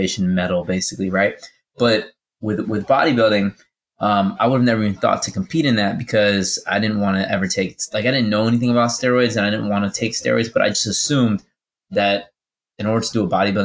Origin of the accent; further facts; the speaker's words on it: Virginia Beach, Virginia, United States; my hometown in Virginia Beach